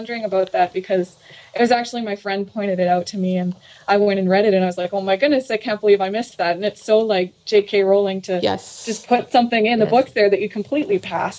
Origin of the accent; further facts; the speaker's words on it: Canada; I'm from Canada.